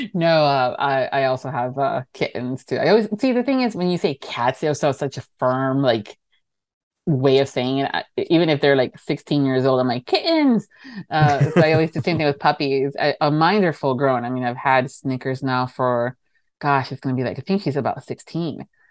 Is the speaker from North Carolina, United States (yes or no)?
no; Miami, Florida, United States; I'm from Miami. And I'm from Florida